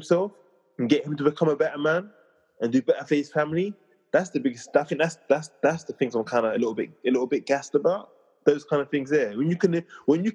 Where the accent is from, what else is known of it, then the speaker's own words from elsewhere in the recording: London, United Kingdom; I'm from Southeast London